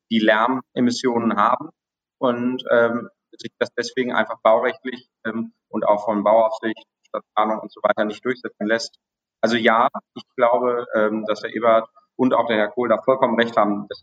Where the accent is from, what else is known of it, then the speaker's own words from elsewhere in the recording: Düsseldorf, North Rhine-Westphalia, Germany; ich meine, wenn wir jetzt mal aus meiner Heimatstadt Düsseldorf nehmen